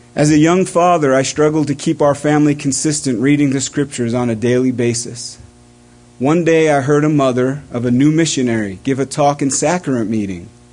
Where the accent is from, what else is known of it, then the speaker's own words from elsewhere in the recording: East Coast, United States; growing up on the East Coast